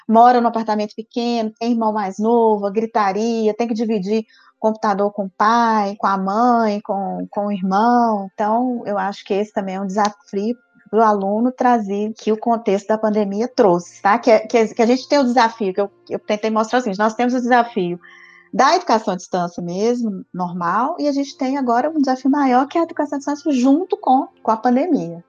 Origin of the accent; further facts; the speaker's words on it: Viçosa, Minas Gerais, Brazil; Interior de Minas, de Viçosa